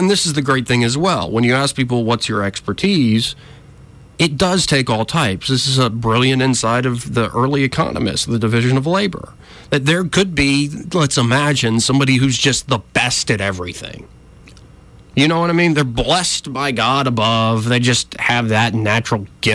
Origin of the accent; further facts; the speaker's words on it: Alabama, United States; I grew up in Alabama, so I was taught gun safety